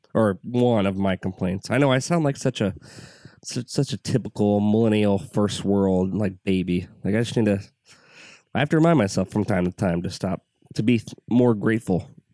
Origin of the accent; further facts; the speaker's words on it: United States; I'm an American.